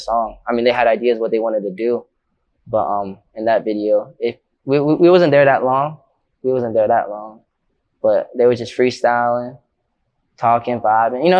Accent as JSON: {"language": "English", "town": "St. Petersburg", "region": "Florida", "country": "United States", "said": "I'm from St. Pete and I started in St. Pete"}